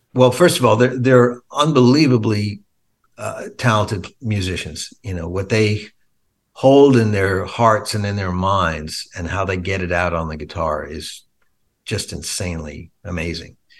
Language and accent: English; Long Island, New York, United States; me and Steve when we were kids growing up on Long Island